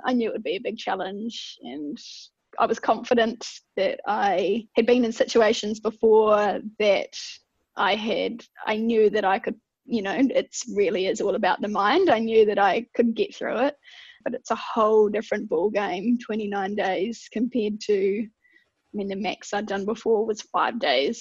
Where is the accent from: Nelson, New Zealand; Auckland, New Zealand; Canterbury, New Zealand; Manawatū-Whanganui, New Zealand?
Canterbury, New Zealand; Ashburton; also born or lived in Wellington; rural girl, brought up on a farm southwest of Ashburton in mid Canterbury